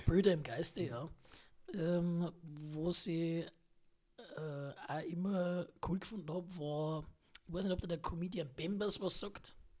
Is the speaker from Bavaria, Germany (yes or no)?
yes; Hagelstadt, Bavaria, Germany; ich stamme aus Hagelstadt